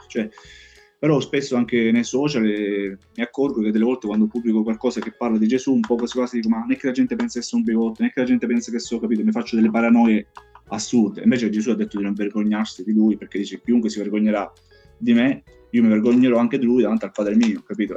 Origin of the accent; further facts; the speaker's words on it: Tusa, Sicily, Italy; moved away as an adult; now in Santa Croce sull'Arno, Italy; il mio paese d'origine è Tusa in provincia di Messina, adesso vivo a Santa Croce sull'Arno in provincia di Pisa